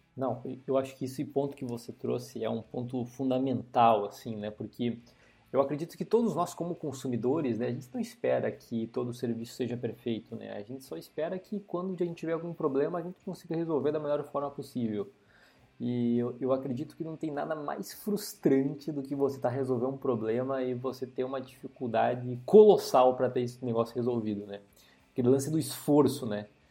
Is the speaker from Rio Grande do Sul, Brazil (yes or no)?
yes; interior of Rio Grande do Sul, Brazil; eu sou um cara que nasci e cresci no interior do estado do Rio Grande do Sul